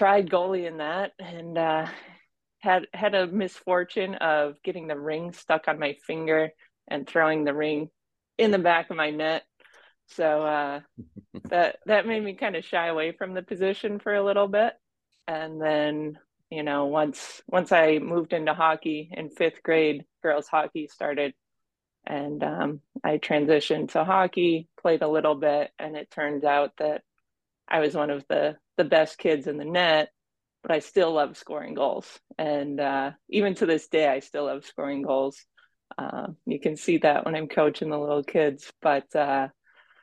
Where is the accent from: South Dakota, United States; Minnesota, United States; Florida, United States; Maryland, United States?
Minnesota, United States; I grew up in Minnesota